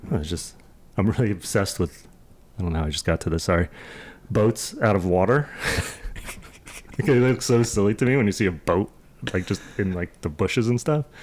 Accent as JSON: {"language": "English", "region": "East Coast", "country": "United States", "tie": "born or raised there", "said": "Yeah, we we grew up on the East Coast, so we know we love the snow."}